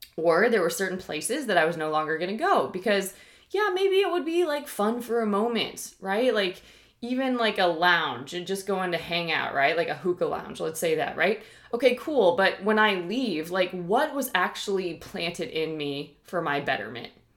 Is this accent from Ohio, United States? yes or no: yes; Ohio, United States; now in Texas, United States; I'm from Ohio originally